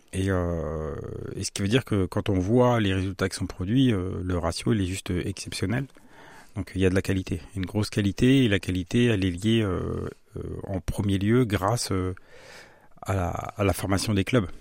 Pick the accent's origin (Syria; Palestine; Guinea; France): France; Saint-Jean-de-la-Ruelle, Centre-Val de Loire; also born or lived in Strasbourg; J'ai grandi à Saint-Jean-d'Aruel dans le quartier des Chaises.